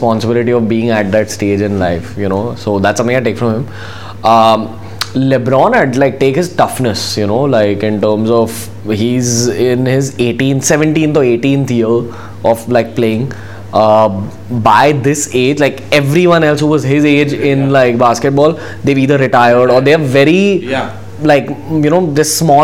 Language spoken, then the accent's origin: English; India; being an Indian